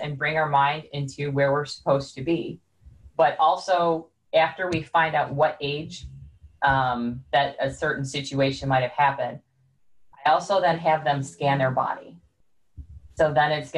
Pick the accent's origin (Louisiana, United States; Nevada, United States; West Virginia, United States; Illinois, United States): Illinois, United States; Chicago; I'm from Chicago, so we talk very fast